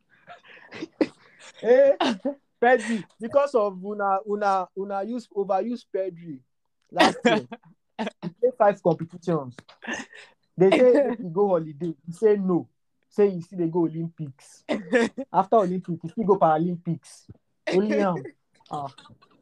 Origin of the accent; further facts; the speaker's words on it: Lagos, Nigeria; Because growing up in Lagos helped me understand Yoruba.